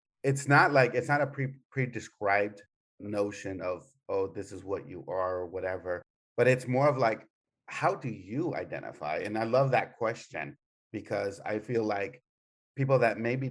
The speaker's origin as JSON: {"language": "English", "town": "El Paso", "region": "Texas", "country": "United States", "tie": "born or raised there", "said": "I'm one of those kids that grew up in a border town, you know, in El Paso"}